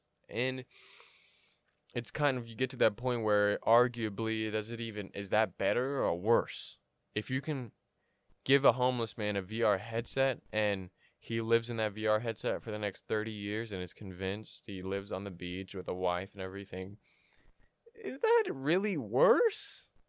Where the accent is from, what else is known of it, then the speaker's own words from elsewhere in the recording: Illinois, United States; I was from Southern Illinois, so there's a lot of cornfields.